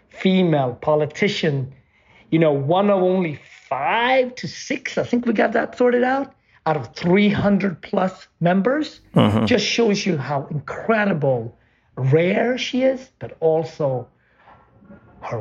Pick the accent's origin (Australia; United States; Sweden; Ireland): Sweden; growing up in Sweden